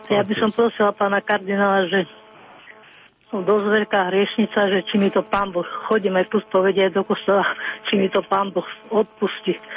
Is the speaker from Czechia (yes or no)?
yes; Moravia, Czechia; now in Košice, Slovakia; Mám 69 rokov. Ej, tá ešte mladúcha. A som Moravačka ináč, hey. Moravy, ale žijem tu v Košicách už dlhé roky.